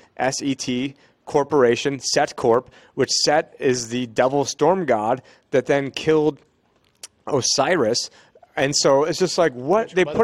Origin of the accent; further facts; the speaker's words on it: Israel; born there; I have two sisters that are Jewish. I was born in Israel.